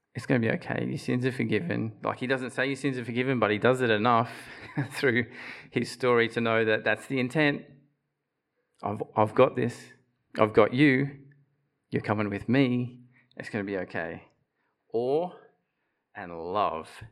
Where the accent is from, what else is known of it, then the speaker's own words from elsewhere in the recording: Bundaberg, Queensland, Australia; I grew up in Bundaberg in the revival fellowship there